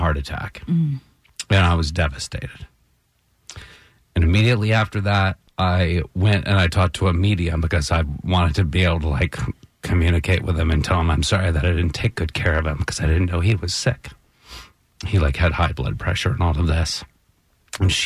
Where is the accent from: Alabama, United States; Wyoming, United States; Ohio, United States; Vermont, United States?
Vermont, United States; Brattleboro; the Brattleboro, my hometown historical society